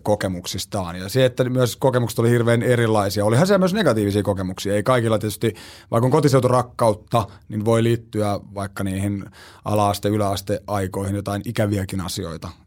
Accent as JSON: {"language": "Finnish", "region": "Southern Finland", "country": "Finland", "said": "mä oon täältä etelästä kotoisin"}